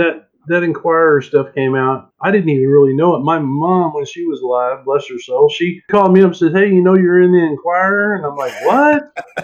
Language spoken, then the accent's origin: English; Lawrence, Kansas, United States; now in Nashville, United States; my hometown in Lawrence, Kansas. And I knew that before I ever moved to Nashville